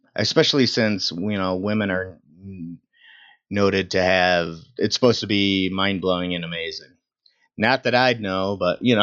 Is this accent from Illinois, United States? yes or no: yes; Elgin, Illinois, United States; I am from Elgin, Illinois